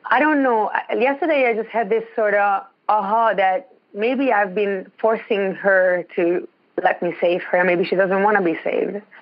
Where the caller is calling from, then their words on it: Ontario, Canada; I'm calling from Ontario. It's really, really cold.